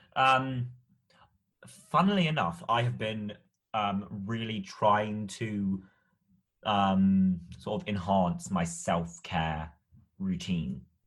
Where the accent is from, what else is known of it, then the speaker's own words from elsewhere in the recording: United Kingdom; as a British person